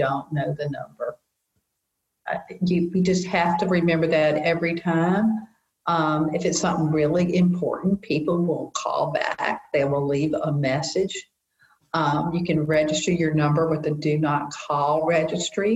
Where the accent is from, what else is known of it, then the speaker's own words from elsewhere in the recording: the South, United States; we're from the South